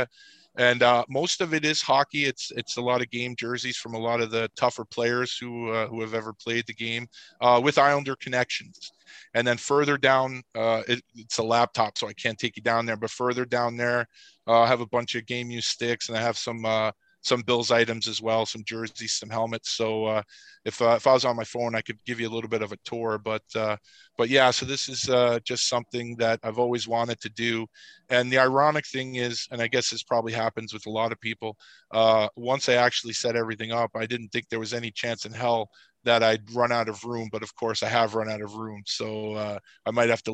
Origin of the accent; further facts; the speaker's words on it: New York City, New York, United States; I grew up in Queens, which is a borough outside of Manhattan